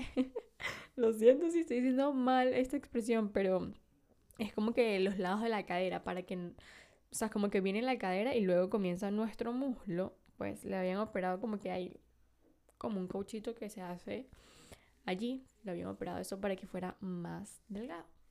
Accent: Venezuela; yo nací en Venezuela, el país de las mujeres bellas

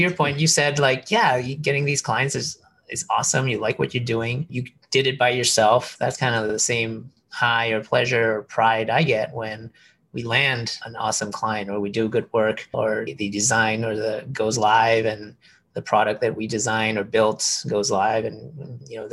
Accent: Chicago, Illinois, United States; moved away as an adult; also born or lived in Bay Area; I'm from Chicago. And, you know, moved to the Bay Area cold turkey

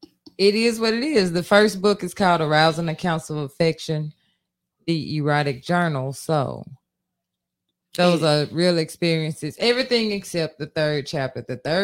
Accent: Cleveland, Mississippi, United States; I'm actually born and raised in Mississippi.

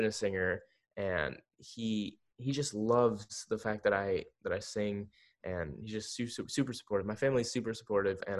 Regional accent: Pembroke Pines, Florida, United States; growing up in Florida, I was like, you know, always at the beach

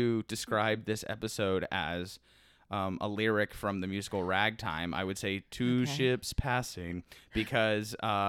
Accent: Orlando, Florida, United States; moved away; growing up in Orlando and working there

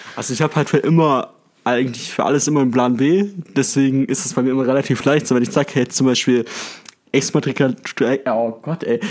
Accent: Stuttgart, Baden-Württemberg, Germany; now in Tübingen, Germany; ich komme aus Stuttgart

